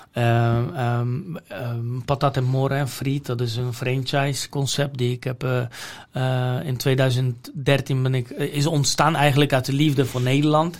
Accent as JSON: {"language": "Dutch", "country": "Poland", "tie": "born or raised there", "second_language": "Dutch", "moved": "as an adult", "lives_now": "Netherlands", "said": "waar ik vandaan kom, uit Polen en wat ik daar geleerd heb"}